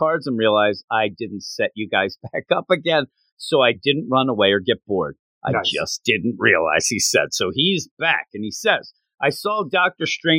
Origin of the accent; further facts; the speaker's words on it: Philadelphia, Pennsylvania, United States; us growing up in the Philadelphia area